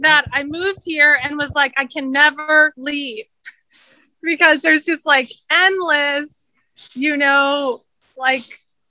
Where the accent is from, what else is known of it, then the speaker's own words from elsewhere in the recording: Sacramento, California, United States; also born or lived in New York / San Francisco / Los Angeles; now in New Orleans, United States; Before that, I lived in New York, San Francisco, Los Angeles. I'm originally from Sacramento, California.